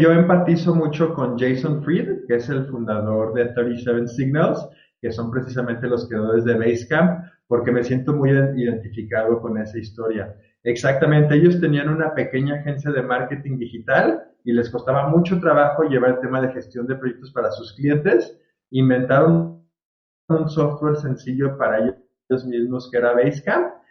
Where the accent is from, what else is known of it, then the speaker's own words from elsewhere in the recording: Guadalajara, Jalisco, Mexico; moved away as an adult; also born or lived in Virginia, United States; yo soy aquí de Guadalajara, este, toda la vida de Guadalajara, aunque hice la carrera en Estados Unidos y trabajé por allá un par de años